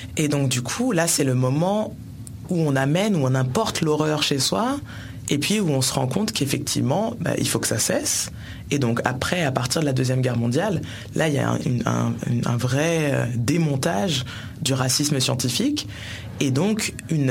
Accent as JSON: {"language": "French", "country": "France", "said": "Je suis française par votre faute"}